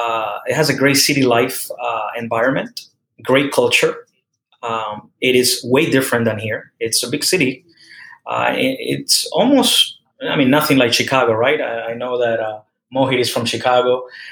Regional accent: Havana, Cuba; also born or lived in Houston, Texas / Miami, Florida / Central Florida; now in Winter Garden, United States; I was born in Havana, Cuba. Lived in Central Florida for over 20 years now.

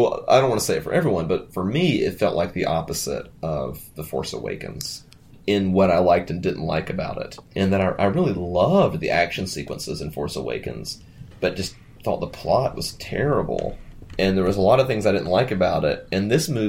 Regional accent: United States; my life as an American in 2017

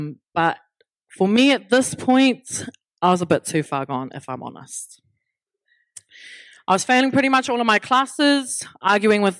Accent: Brisbane, Queensland, Australia; I was born in Brisbane, Australia, and I did most of my schooling unaware of my whakapapa.

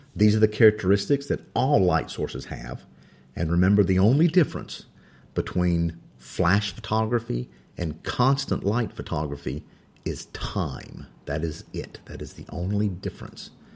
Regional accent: North Carolina, United States; English is my second language. I think I'm doing pretty good of it being from North Carolina.

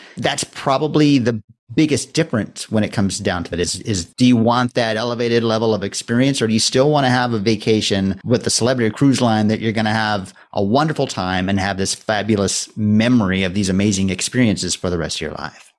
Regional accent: Texas, United States; growing up in Texas

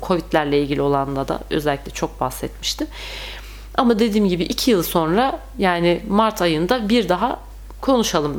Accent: Turkey; biz Türkler

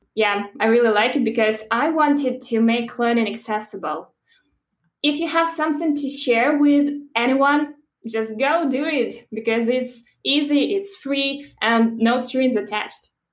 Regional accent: Belarus; moved away as an adult; originally I'm from Belarus, and that's where I started my career

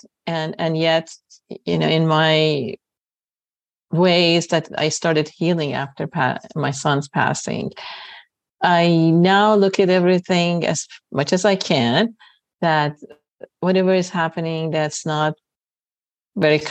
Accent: Tehran, Tehran Province, Iran; moved away as an adult; also born or lived in Middletown, New York / Northridge, California; now in California, United States; I was born in Tehran, Iran. I met my first husband, Roy's father, when I was 20 years old, and we got married and we moved to the United States

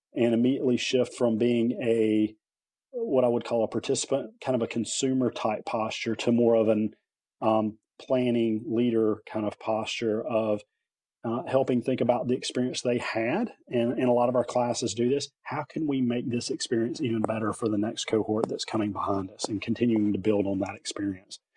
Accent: Lillington, North Carolina, United States; also born or lived in Wilmington, North Carolina / Wake County, North Carolina; I grew up here, born and raised in North Carolina

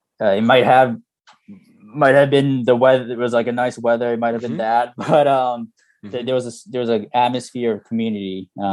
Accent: United States; now in Japan; I was born in Japan, grew up here until third grade, and then moved to the U.S.

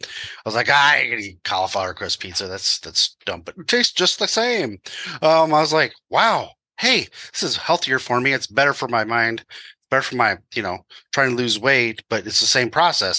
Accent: Midwest, United States; I will call it pop because I'm from the Midwest

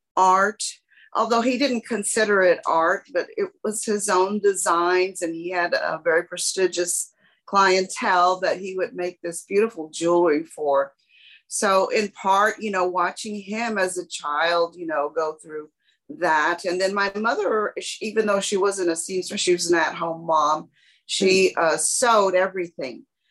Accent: San Antonio, Texas, United States; as a child growing up in San Antonio, uh, Hispanic

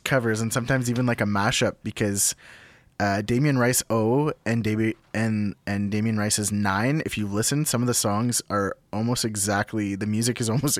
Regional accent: Sudbury, Ontario, Canada; also born or lived in North Bay, Canada; So I was born in Sudbury, but I grew up between Sudbury and North Bay. In a little town, and grew up kind of like on the back roads, you know, in rural Northern Ontario.

